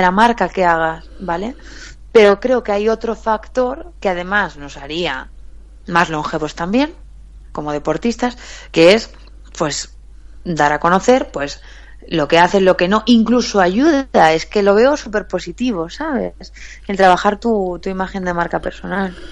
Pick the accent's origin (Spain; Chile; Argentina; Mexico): Spain; Galicia; accent: Galician; moved away as an adult; now in Madrid, Spain; soy gallega, se me nota un poco en el acento